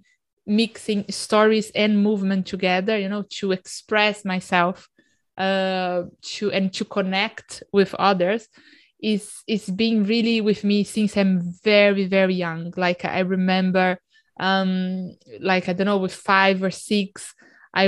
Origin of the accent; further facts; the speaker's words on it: Brazil; moved away; I grew up in Brazil